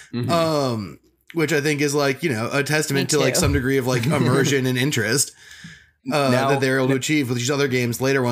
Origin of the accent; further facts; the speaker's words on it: Washington, District of Columbia, United States; I'm from regular DC, the city one.